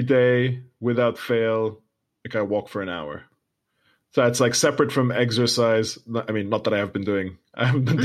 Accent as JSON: {"language": "English", "country": "United Kingdom", "said": "We're both British Arab creatives"}